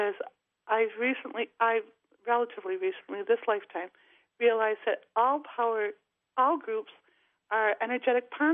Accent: Rochester, New York, United States; my hometown, Rochester, New York

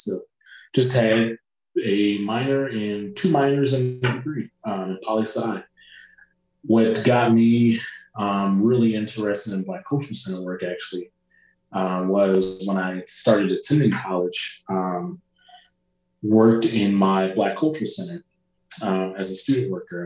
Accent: Rochester, New York, United States; moved away as an adult; also born or lived in El Paso, Texas / New Mexico; now in Salt Lake City, United States; my hometown Rochester

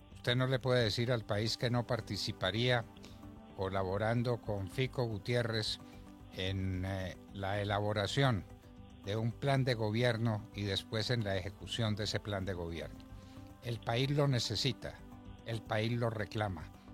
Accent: Colombia; nuestro agradecimiento como colombianos

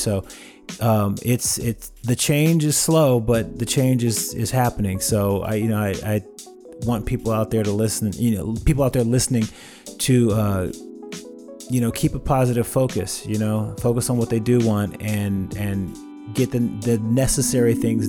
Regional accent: Oakland, California, United States; now in Los Angeles, United States; Growing up in the Bay Area was really cool. I lived on a very, for lack of better words, very diverse street in a neighborhood called Maxwell Park.

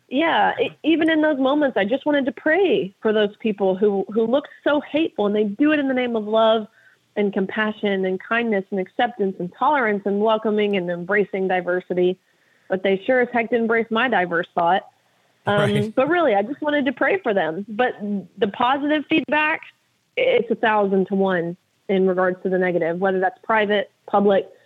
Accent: Tennessee, United States; my home state of Tennessee

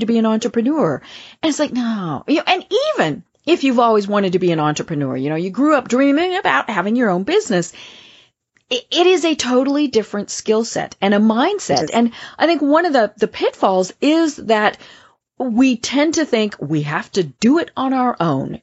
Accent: Colorado, United States; my home state

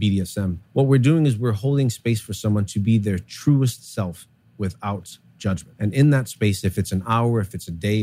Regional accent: New York City, New York, United States; I grew up here in New York City

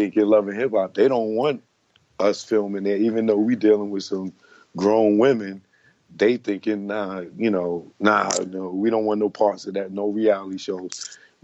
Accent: New York City, New York, United States; moved away; I'm from the Bronx, New York.

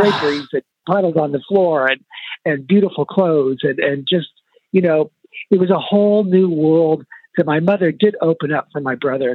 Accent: San Luis Obispo, California, United States; also born or lived in Heidelberg, Germany; now in New York, United States; growing up in San Luis Obispo is not a very fashionable town

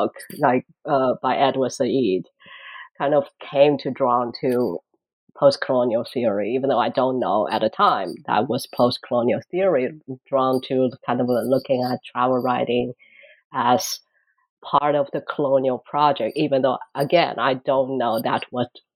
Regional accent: Shanghai, China; moved away as an adult; now in Boston, United States; I came from Shanghai, actually born in Shanghai, went to college in Shanghai, kind of never left the town until I graduated college

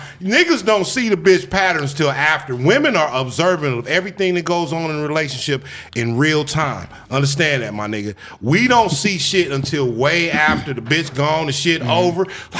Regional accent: Inglewood, California, United States; Inglewood, South LA, in YA.

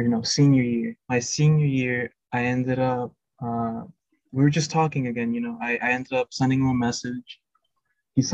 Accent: Florida, United States; I am from Florida

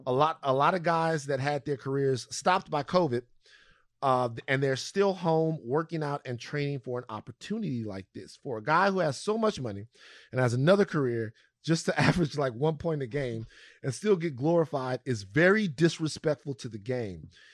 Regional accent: Louisiana, United States; moved away; my home state of Louisiana

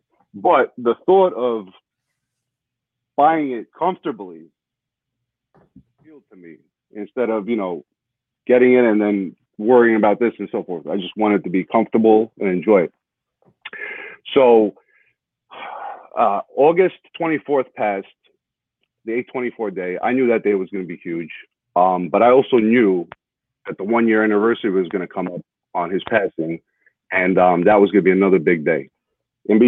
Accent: New York, United States; I'm from New York, so I'm a huge Knicks fan growing up

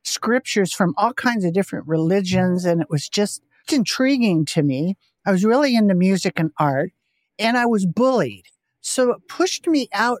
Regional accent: Portola Valley, California, United States; I grew up in Silicon Valley, Bay Area, in Portola Valley

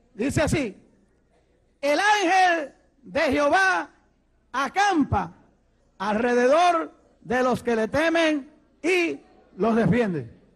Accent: Ponce, Puerto Rico; moved away; also born or lived in Mayagüez, Puerto Rico / New York City, United States / Rochester, New York, United States; yo soy puertorriqueño. Nací en Puerto Rico, en una ciudad que se llama Mayagüez. De allí pues me crié un poquito de mi vida en otra ciudad que se llama Ponce

